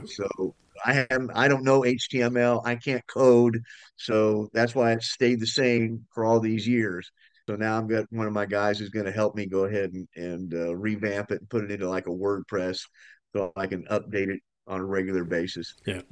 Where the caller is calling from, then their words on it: Austin, Texas, United States; I'm calling from Austin, Texas.